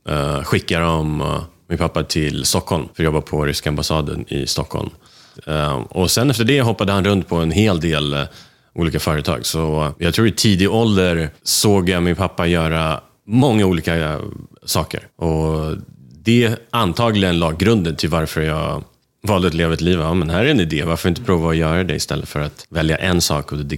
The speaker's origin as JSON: {"language": "Swedish", "region": "Moscow", "country": "Russia", "tie": "born or raised there", "also_born_or_lived": "Bucharest", "lives_now": "Sweden", "said": "jag är född i Rumänien, Bukarest. Eh, ett ställe jag aldrig varit i sen"}